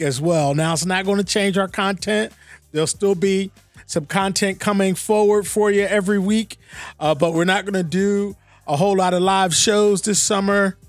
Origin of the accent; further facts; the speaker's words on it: Philadelphia, Pennsylvania, United States; I'm from Philly